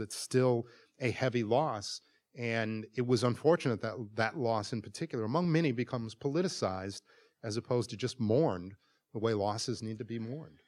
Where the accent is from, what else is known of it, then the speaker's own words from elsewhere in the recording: Milwaukee, Wisconsin, United States; moved away; It is one of the most segregated cities in America, and I grew up there